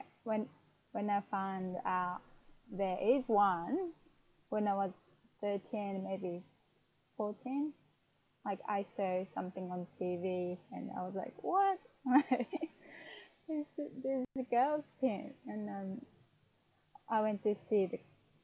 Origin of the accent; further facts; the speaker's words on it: Fukuoka, Japan; English is a second language; now in Saitama, Japan; I was born in Fukuoka, which is down south part of in Japan, part of Japan